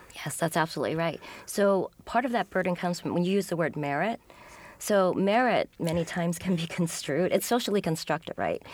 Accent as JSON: {"language": "English", "country": "United States", "tie": "born or raised there", "said": "I'm an American born"}